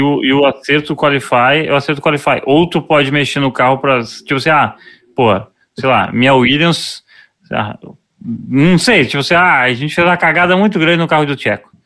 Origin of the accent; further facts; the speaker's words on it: Porto Alegre, Rio Grande do Sul, Brazil; a gente é de Porto Alegre